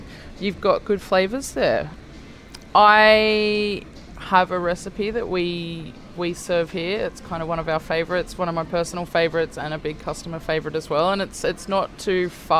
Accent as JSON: {"language": "English", "area": "near Cronulla", "region": "New South Wales", "country": "Australia", "tie": "born or raised there", "said": "I grew up down near Cronulla"}